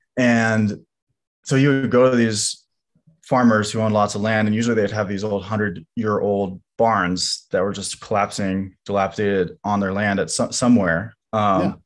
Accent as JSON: {"language": "English", "town": "Lawrence", "region": "Kansas", "country": "United States", "tie": "born or raised there", "also_born_or_lived": "Gardner, Kansas", "said": "we grew up in Kansas, um, in a combination of Lawrence and Gardner, Kansas"}